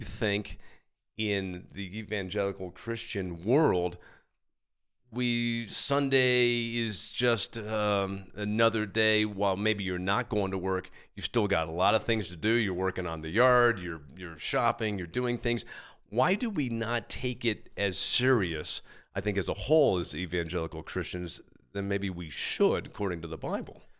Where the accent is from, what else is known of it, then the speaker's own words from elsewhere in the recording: New York City, New York, United States; also born or lived in Long Island; I was born in New York City, grew up there and, uh, and, uh, in the city and out on Long Island